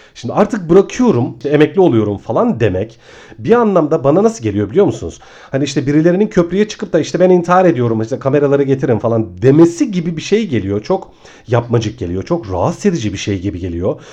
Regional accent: Ayvalık, Balıkesir, Turkey; moved away as an adult; now in Istanbul, Turkey; Ben aslında Ayvalıklıyım. on bir yıl kadar önce İstanbul'a taşındım.

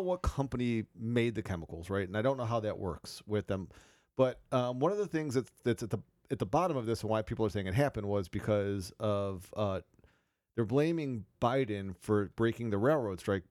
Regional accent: Cleveland, Ohio, United States; I'm from Cleveland

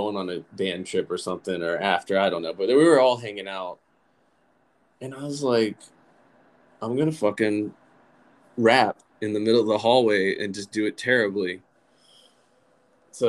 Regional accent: Lynchburg, Virginia, United States; I grew up in Lynchburg, Virginia

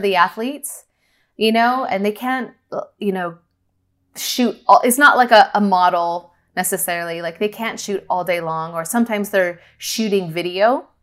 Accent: Northern California, United States; also born or lived in Los Angeles; I grew up in California, Northern California

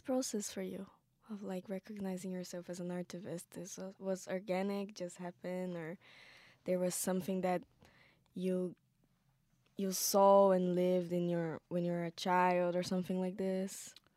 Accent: Pataxó Nation, south of Bahia, Brazil; I'm indigenous from the Patasha Nation, south of Bahia in Brazil.

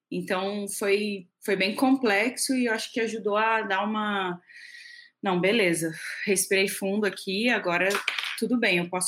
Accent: Rio de Janeiro, Brazil; é, sou carioca, mas uma carioca um pouco falsificada, que eu já morei mais fora do Rio do que no Rio.

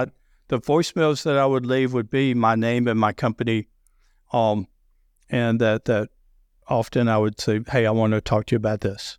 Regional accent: the South, United States; accent: deep Southern; I have a deep Southern accent

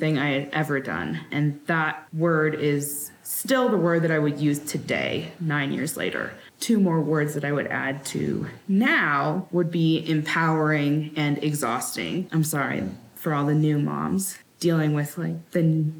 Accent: Sacramento, California, United States; now in Wyoming, United States; I'm from Sacramento originally, but we currently live in Wyoming

